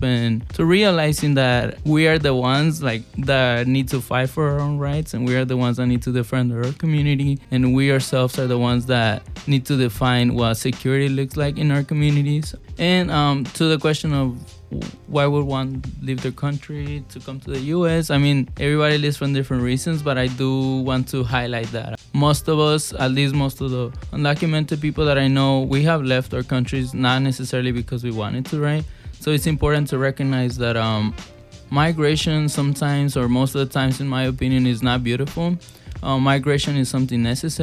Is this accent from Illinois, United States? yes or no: yes; Chicago, Illinois, United States; also born or lived in Mexico / Back of the Yards, Chicago; I grew up, when I came from Mexico, I grew up in Gage Park neighborhood, and I live now in Little Village